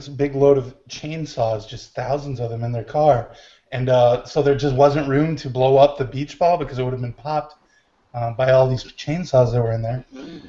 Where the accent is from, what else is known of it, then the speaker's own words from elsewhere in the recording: Michigan, United States; It was at one of the Great Lakes because I am from Michigan.